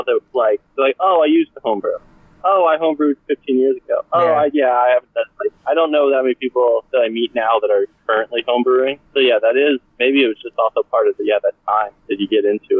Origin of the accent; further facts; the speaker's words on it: Austin, Texas, United States; also born or lived in Portland, Oregon; I'm from Austin, but moved up to Portland, Oregon for a couple of years